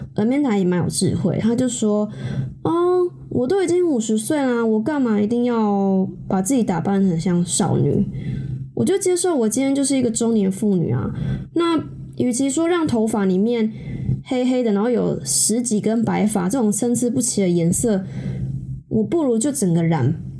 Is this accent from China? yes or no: no; Taiwan; 毕竟我是一个土生土长的台湾人